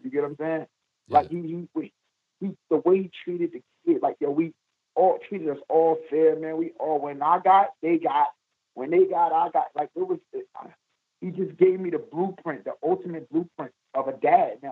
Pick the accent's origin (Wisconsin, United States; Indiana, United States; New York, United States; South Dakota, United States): New York, United States; New York City; I'm from East New York, Brooklyn